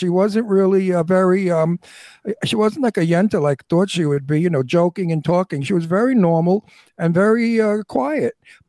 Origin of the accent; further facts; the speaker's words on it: New York City, New York, United States; I'm from Brooklyn, Red Hook, Brooklyn, New York.